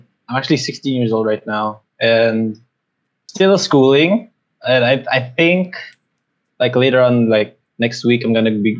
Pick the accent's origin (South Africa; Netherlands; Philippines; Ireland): Philippines; Mindanao; I'm from the Philippines.